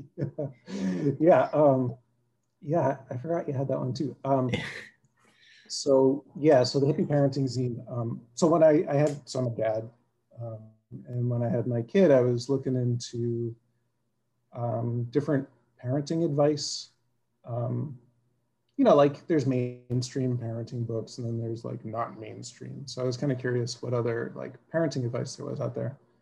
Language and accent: English; South Shore, Massachusetts, United States; also born or lived in Quincy, Massachusetts / Brookline, Massachusetts / Jamaica Plain, Boston; now in Somerville, United States; I grew up in the South Shore, and I've been in Somerville since '98.